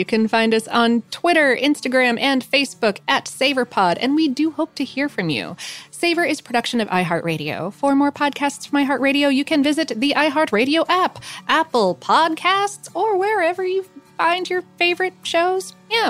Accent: Toronto, Ontario, Canada; I'm from Toronto, and at the time muffins was growing in popularity, I was around 5, but I remember seeing them everywhere

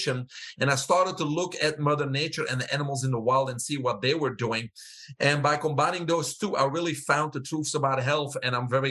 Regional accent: Belgium; moved away as an adult; also born or lived in Fort Lauderdale, Florida; now in United States; I have an accent. I'm originally from Belgium

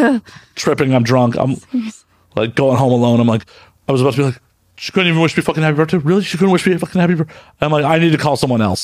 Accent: Chicago, Illinois, United States; moved away

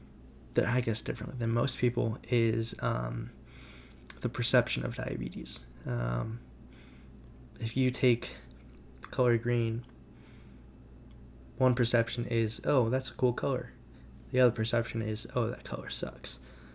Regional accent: Dallas, Texas, United States; I'm from Dallas, Texas.

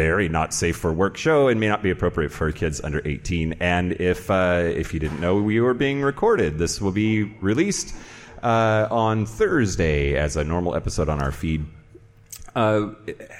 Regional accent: Yakima, Washington, United States; moved away; I grew up here.

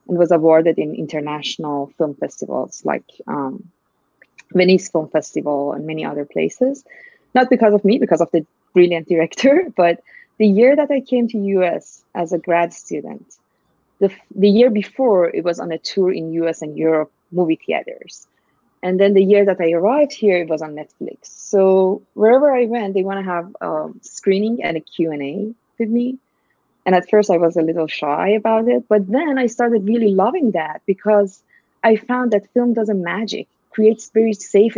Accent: Iran; moved away as an adult; now in United States; I'm originally from Iran, actually, and I'm Iranian American now. And I came to US in 2003

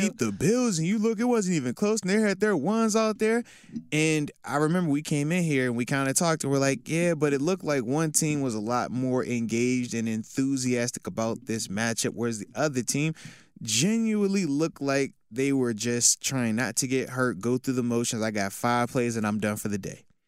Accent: Virginia, United States; born or raised there; moved away as an adult; also born or lived in Buffalo

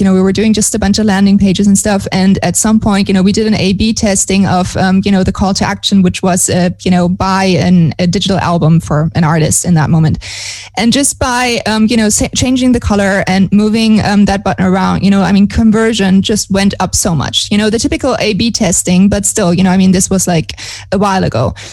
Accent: Germany; moved away as an adult; now in Montevideo, Uruguay; I'm originally from Germany

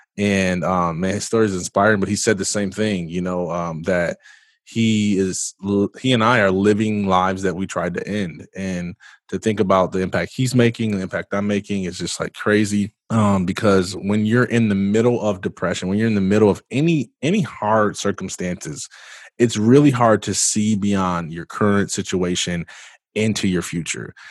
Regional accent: Jackson, Michigan, United States; I am originally from Jackson, Michigan

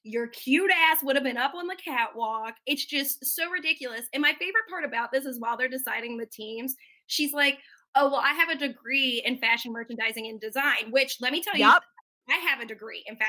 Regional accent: West Virginia, United States; I went to school with girls like Jen because I'm from West Virginia

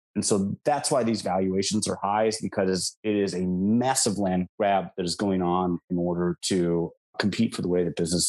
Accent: Minnesota and Wisconsin, Midwest, United States; moved away; I talked to my friends in the Midwest where I grew up. I grew up in Minnesota and Wisconsin.

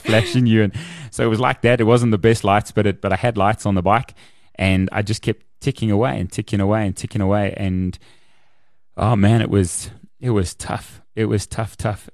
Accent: Kempton Park, Gauteng, South Africa; I grew up in Kempton.

